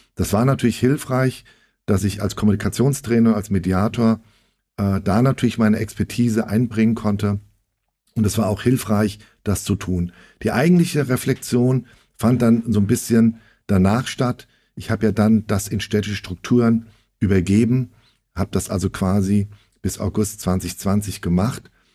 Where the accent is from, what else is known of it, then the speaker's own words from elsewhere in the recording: Frankfurt, Hesse, Germany; ich bin 1966 in ähm, Frankfurt geboren. Naja, ich bin also jetzt 57 Jahre alt und viele nennen mich ähm, und auch ich mich selbst als Frankfurter Bub.